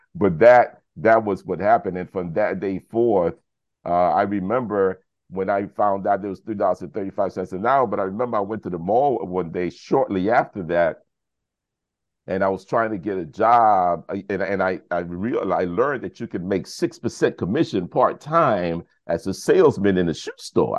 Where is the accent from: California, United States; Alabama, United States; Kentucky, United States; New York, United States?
New York, United States; New York City; also born or lived in Brooklyn; I was born in Brooklyn, but raised in the South Bronx